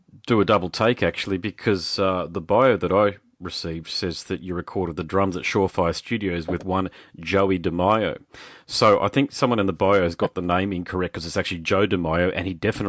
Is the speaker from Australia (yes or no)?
yes; Australia; also born or lived in Gold Coast, Queensland